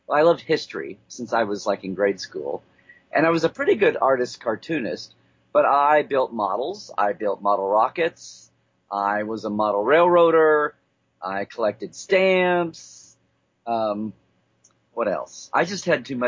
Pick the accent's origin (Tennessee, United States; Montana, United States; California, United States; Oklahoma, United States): Oklahoma, United States; growing up in Oklahoma. So I was out in the middle of nowhere